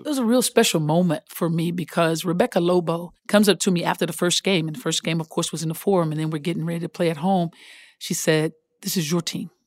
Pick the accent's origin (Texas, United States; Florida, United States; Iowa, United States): Texas, United States; I'm from Texas